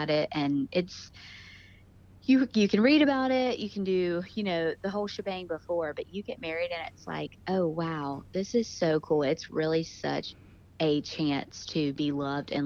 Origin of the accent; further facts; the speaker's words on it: Greenville, North Carolina, United States; I'm from Greenville, North Carolina, so I'm about an hour and 10 minutes from the beach